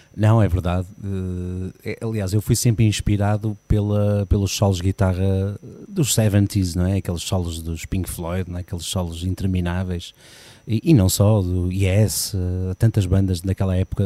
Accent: Porto, Norte, Portugal; now in Gondomar, Portugal; nasci no Porto, sim. Nasci em casa.

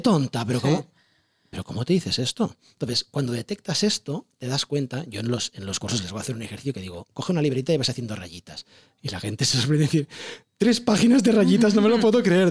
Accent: Barcelona, Catalonia, Spain; yo vengo de un barrio de Barcelona del Guinardó

